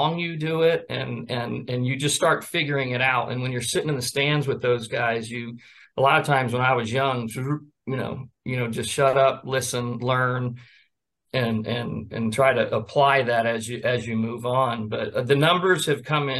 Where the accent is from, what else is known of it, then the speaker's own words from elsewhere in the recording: Sarasota, Florida, United States; I grew up in Sarasota